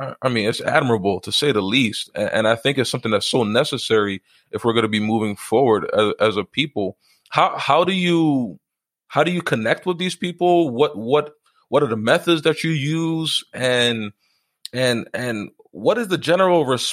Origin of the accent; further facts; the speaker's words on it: Haiti; I'm from Haiti